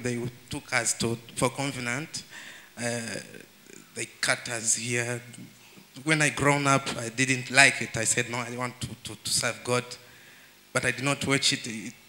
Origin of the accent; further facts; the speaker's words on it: Rwanda; I come from Rwanda